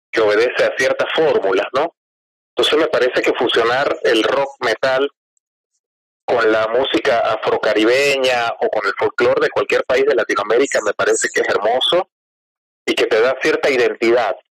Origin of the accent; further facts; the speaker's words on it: Venezuela; moved away as an adult; also born or lived in Córdoba, Argentina; now in Argentina; el bajista y la voz somos venezolanos.